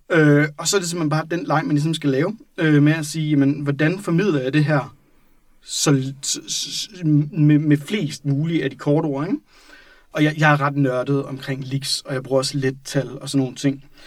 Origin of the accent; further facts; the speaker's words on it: Randers, Central Denmark Region, Denmark; det er der, jeg kommer fra